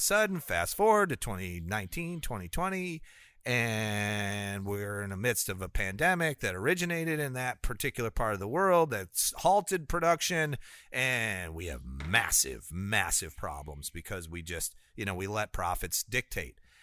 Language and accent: English; Rockford, Illinois, United States; my hometown of Rockford, Illinois